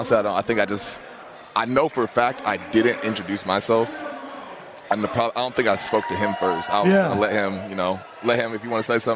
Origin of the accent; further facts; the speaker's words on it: Des Moines, Iowa, United States; I grew up in Des Moines.